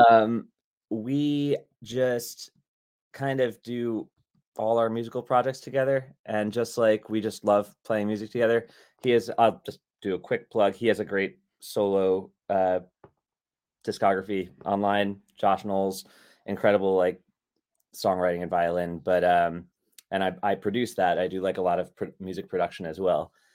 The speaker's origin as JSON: {"language": "English", "area": "Long Island", "region": "New York", "country": "United States", "tie": "born or raised there", "also_born_or_lived": "Buffalo area, New York", "said": "I grew up in Long Island"}